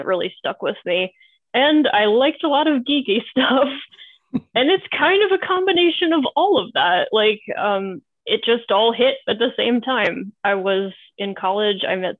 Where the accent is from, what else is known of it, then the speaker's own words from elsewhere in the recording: East Coast of the United States, United States; I'm from the East Coast